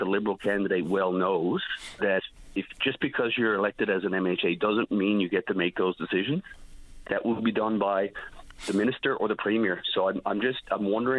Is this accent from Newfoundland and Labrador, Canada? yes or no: yes; Conception Bay East - Bell Island, Newfoundland and Labrador, Canada; I was born and raised in Conception Bay, East Belle Island, so I do consider that my home district